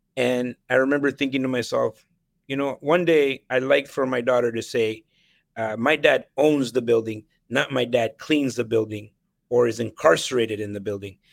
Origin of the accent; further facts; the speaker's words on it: Ottawa, Ontario, Canada; also born or lived in El Salvador / Nicaragua / Vancouver; I grew up in Ottawa